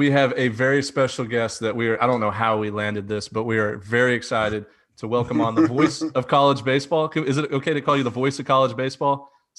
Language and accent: English; Houston, Texas, United States; I'm from Houston, Texas.